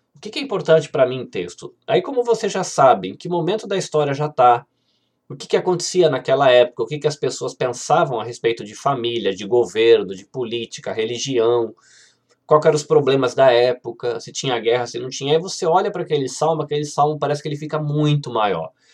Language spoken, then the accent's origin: Portuguese; Brazil; A gente brasileiro